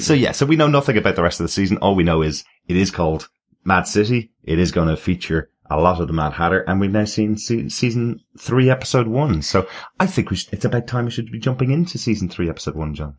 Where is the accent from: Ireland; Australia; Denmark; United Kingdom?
Ireland; I'm the Irish one.